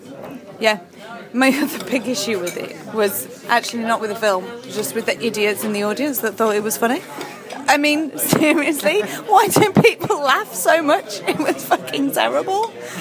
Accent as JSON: {"language": "English", "area": "near Birmingham", "region": "West Midlands", "country": "United Kingdom", "said": "now I'm not from Birmingham. I'm from near Birmingham"}